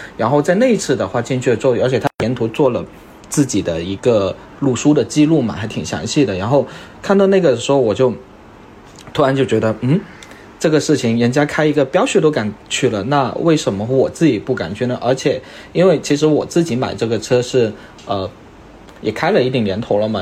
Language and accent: Chinese; Guangdong, China; moved away; 再回我广东老家